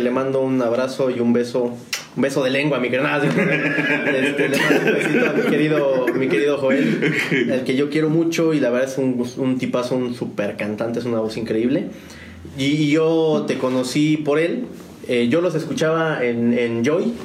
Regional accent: Mexico City, Mexico; moved away as an adult; now in San Juan del Río, Mexico; yo soy originario de la Ciudad de México. Yo soy chilanguense.

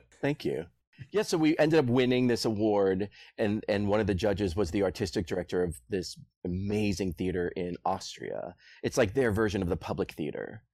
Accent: Boston, Massachusetts, United States; I'm from Boston

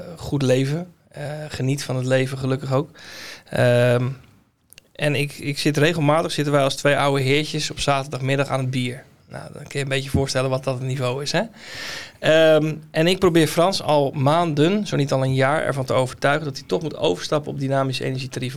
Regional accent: Netherlands; wij Hollanders

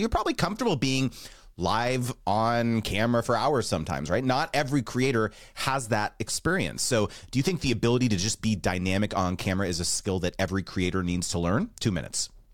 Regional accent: United States; I'm super American

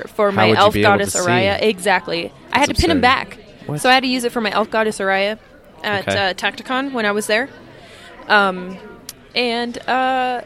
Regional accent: Texas, United States; I'm from Texas

